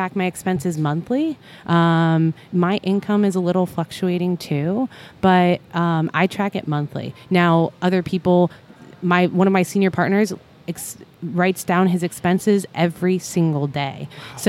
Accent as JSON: {"language": "English", "region": "Ohio", "country": "United States", "moved": "yes", "said": "I'm from Ohio"}